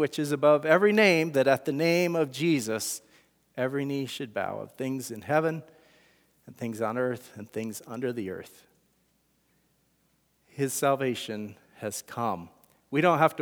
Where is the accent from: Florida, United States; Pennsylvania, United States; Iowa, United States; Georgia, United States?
Iowa, United States; We're from Iowa